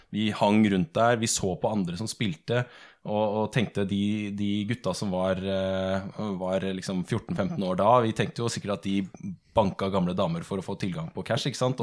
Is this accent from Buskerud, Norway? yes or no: no; Sandefjord, Vestfold, Norway; Jeg er fra Sandefjord